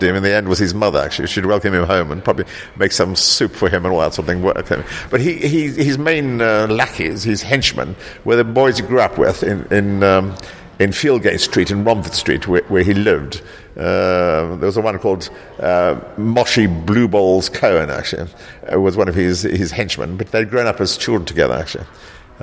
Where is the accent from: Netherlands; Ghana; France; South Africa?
South Africa; also born or lived in South Africa (born); now in London, United Kingdom; I grew up in South Africa